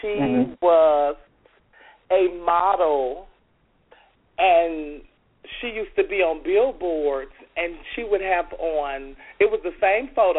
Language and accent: English; Chicago, Illinois, United States; now in Atlanta, United States; I'm from Chicago. That's how I actually got my start in Chicago